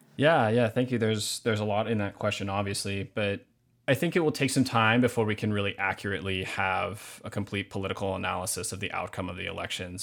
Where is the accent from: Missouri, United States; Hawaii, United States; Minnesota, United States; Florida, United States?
Hawaii, United States; Hamakua coast, Big Island of; now in Minneapolis, United States; I was born and raised in Hawaii.